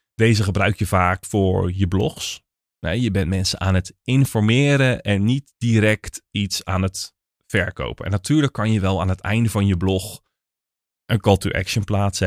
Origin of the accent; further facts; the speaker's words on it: Naaldwijk, South Holland, Netherlands; ik kom uit Naaldwijk, maar dat is onderdeel van het Westland